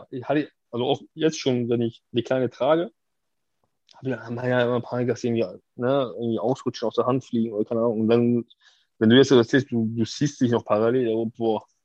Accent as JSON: {"language": "German", "region": "Hamburg", "country": "Germany", "said": "Ich bin ja aus Wilhelmsburg."}